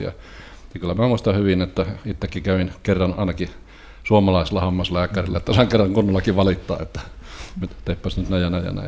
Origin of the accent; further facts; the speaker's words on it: Rovaniemi, Lapland, Finland; also born or lived in Kemi; now in Turku, Finland; Mä olen syntynyt, tai syntynyt Kemissä, mutta asunut nuoruutena ja myöhemmin elämäni Rovaniemellä.